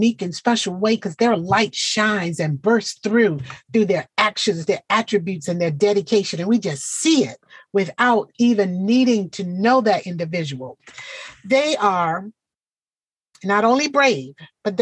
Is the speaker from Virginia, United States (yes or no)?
yes; Portsmouth, Virginia, United States; my hometown, Portsmouth, Virginia